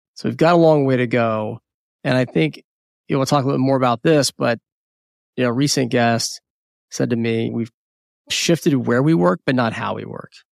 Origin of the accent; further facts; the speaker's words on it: United States; first language English; Born in the United States, English is my first language.